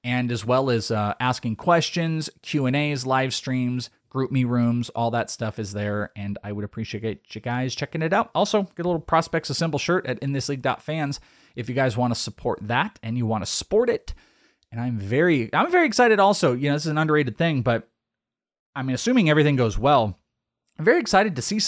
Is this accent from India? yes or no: no; Wales, United Kingdom; I'm Welsh. I'm out of here.